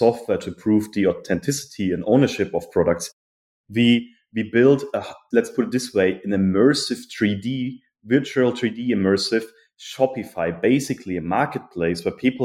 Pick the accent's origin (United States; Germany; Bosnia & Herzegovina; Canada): Germany; moved away; I'm originally from Germany. I grew up in a small but beautiful village in the city, between the city Frankfurt and Cologne.